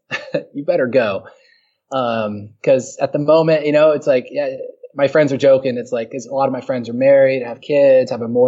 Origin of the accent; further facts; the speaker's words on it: San Diego, California, United States; also born or lived in Pittsburgh, Pennsylvania; from San Diego, California. I moved there when I was 3, so I claim it as home. I was born in Pittsburgh